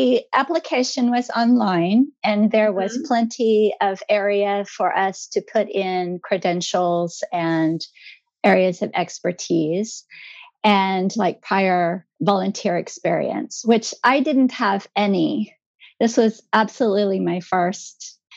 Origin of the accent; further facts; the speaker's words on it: Tulsa, Oklahoma, United States; moved away as an adult; now in Japan; I'm from Tulsa, Oklahoma.